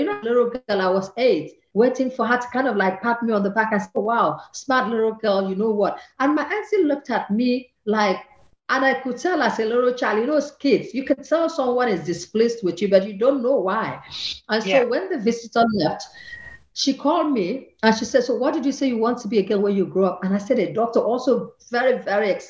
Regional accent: Akwa Ibom, Nigeria; moved away as an adult; also born or lived in Lagos, Nigeria / Cornwall, England; now in Vienna, Austria; I come from Akwa Ibom, that's in the southern part of Nigeria. And they took me to Lagos

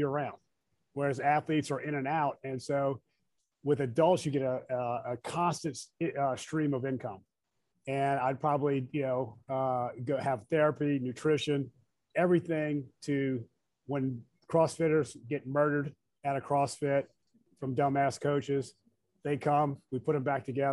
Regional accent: New Orleans, Louisiana, United States; moved away as an adult; also born or lived in Nashville; now in New Orleans, United States; New Orleans, man. It's kind of, when you grow up there, it's kind of hard to live anywhere else.

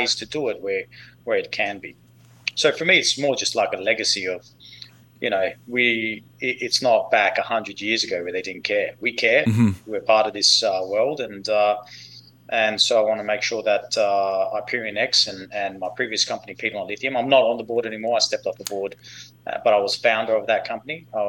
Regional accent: Perth, Western Australia, Australia; moved away as an adult; now in United States; I grew up in Perth, Western Australia

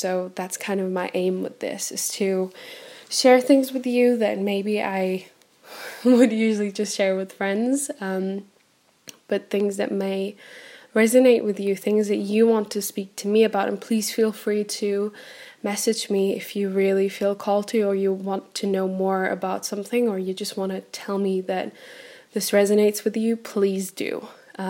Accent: Centro, Portugal; also born or lived in Bremen, Germany; I was born in Germany on the 8th of August 96. So I'm originally from Germany and Bremen. All around from Bremen. My whole family is German. But when I was 6 years old, we decided to move to Portugal. So I grew up in a teeny tiny little countryside village in central Portugal

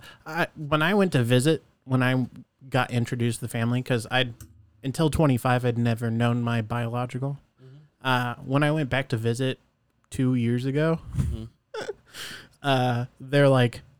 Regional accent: Arizona, United States; also born or lived in Iowa; I was born in Iowa, and then my mom moved from Iowa to here because my grandparents lived here. And yeah, I've been in the desert the whole fucking time after

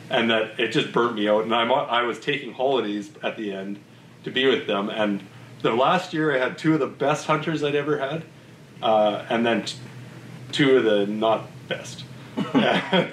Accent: Vernon, British Columbia, Canada; moved away as an adult; also born or lived in Okanagan; now in Peace Country, Canada; I said I was from Vernon

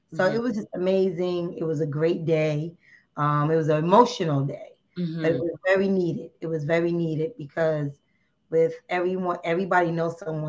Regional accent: New Jersey, United States; I'm from New Jersey

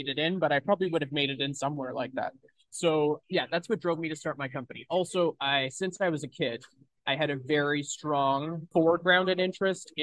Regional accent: Kelowna, British Columbia, Canada; I grew up in Kelowna, BC, which is a much bigger place now than it was when I was a kid.

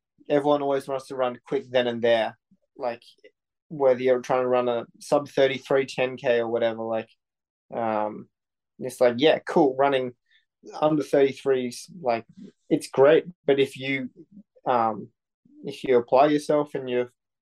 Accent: Sydney, New South Wales, Australia; moved away as an adult; also born or lived in New York; growing up in Sydney in a good school

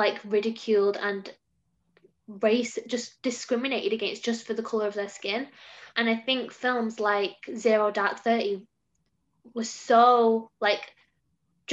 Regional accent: England, United Kingdom; growing up in England

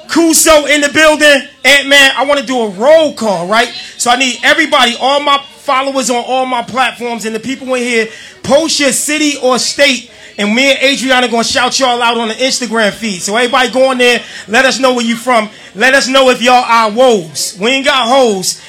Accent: North New Jersey, United States; I'm from North New Jersey

